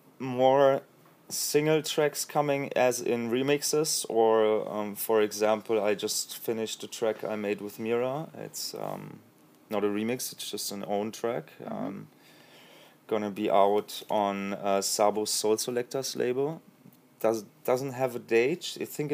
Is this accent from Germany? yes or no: yes; Munich, Bavaria, Germany; English is a second language; I am from Munich.